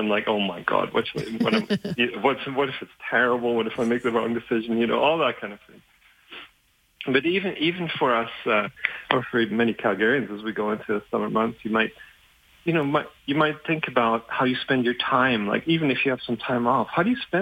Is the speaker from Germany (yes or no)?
yes; Germany; English is a second language; moved away; English isn't even my first language. So having grown up in Germany